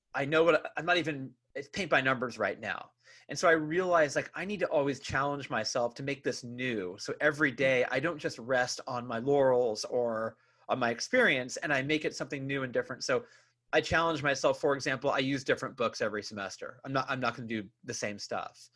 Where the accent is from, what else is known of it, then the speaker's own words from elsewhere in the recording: Bay Area, California, United States; growing up in the Bay Area, like you and I did